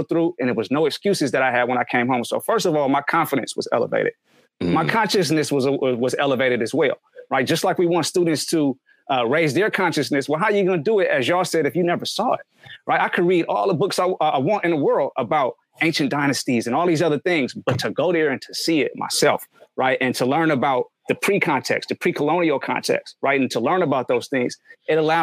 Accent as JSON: {"language": "English", "country": "United States", "said": "being American"}